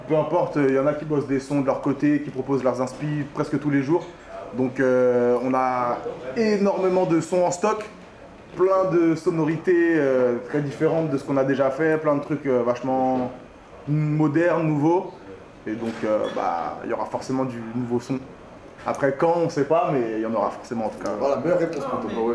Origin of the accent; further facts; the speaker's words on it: Paris, Île-de-France, France; on est des Parisiens